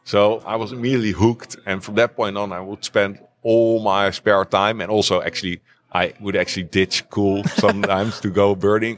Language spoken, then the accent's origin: English; The Hague, South Holland, Netherlands; I grew up in The Hague, near the coast.